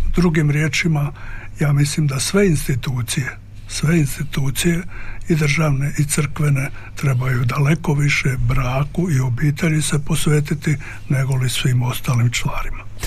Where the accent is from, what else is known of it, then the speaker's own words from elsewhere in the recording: Croatia; mi smo Hrvati tradicionalisti, pretežno